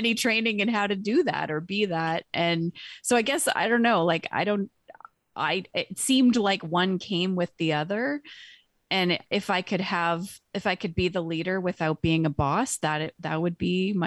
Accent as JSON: {"language": "English", "region": "British Columbia", "country": "Canada", "tie": "born or raised there", "said": "I grew up in British Columbia as a child, a teen with a visual impairment"}